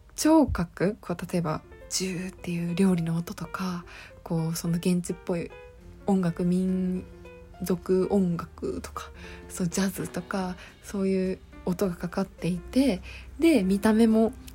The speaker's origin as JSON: {"language": "Japanese", "region": "Okayama", "country": "Japan", "tie": "born or raised there", "moved": "yes", "lives_now": "Tokyo, Japan", "said": "私岡山県出身なので"}